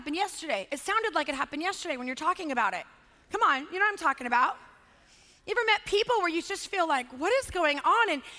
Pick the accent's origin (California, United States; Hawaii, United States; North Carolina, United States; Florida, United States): California, United States; also born or lived in Los Angeles, California; I grew up in Lake Tahoe. I went to high school in LA.